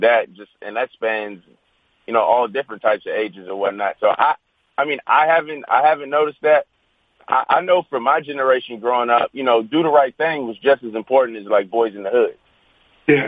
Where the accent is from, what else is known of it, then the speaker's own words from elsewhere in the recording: Virginia, United States; growing up in Virginia